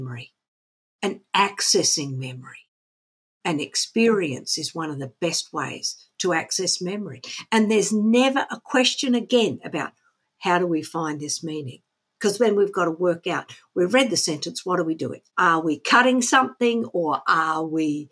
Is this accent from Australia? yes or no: yes; Australia; we grew up in Australia in the 1960s